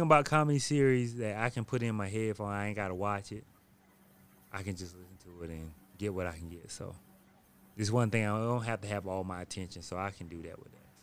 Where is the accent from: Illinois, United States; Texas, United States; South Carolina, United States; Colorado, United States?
South Carolina, United States; I'm from South Carolina.